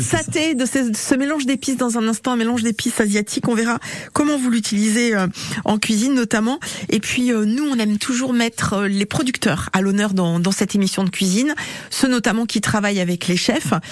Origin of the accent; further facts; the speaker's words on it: Brittany, France; chez nous en Bretagne